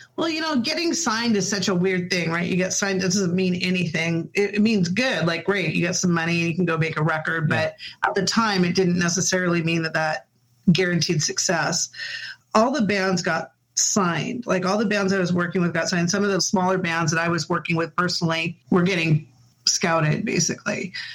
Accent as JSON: {"language": "English", "town": "Puyallup", "region": "Washington", "country": "United States", "tie": "born or raised there", "also_born_or_lived": "Spokane, Washington / Federal Way, Washington / Seattle, Washington", "said": "I'm native actually to Washington. I was born in Spokane. Um, my parents we moved to Federal Way for a little while, and then I they settled us down in Puyallup. And so I really spent most of my school years in Puyallup"}